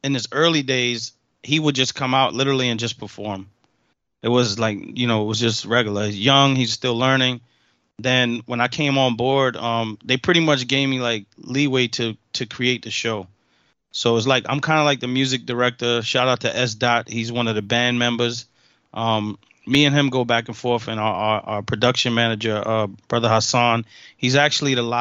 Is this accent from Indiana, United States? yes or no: no; New York, United States; I'm from New York